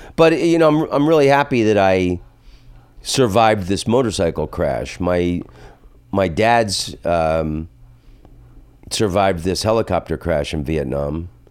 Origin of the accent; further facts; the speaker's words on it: the South, United States; I'm from the South